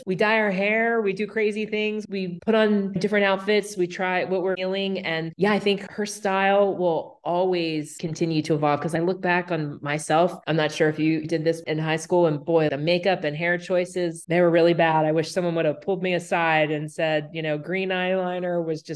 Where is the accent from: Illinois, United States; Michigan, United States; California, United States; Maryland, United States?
Maryland, United States; moved away as an adult; now in Los Angeles, United States; I grew up in Maryland, it wasn't until I moved out